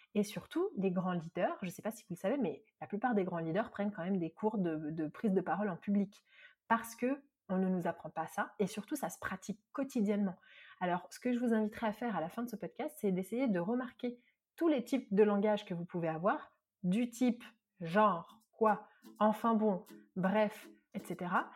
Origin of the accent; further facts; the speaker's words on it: Marseille, Provence-Alpes-Côte d'Azur, France; je suis une vraie Marseillaise